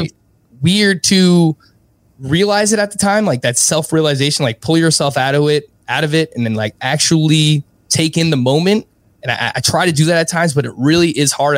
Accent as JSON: {"language": "English", "town": "New York City", "region": "New York", "country": "United States", "tie": "born or raised there", "said": "I was born and raised in Ridgewood, Queens"}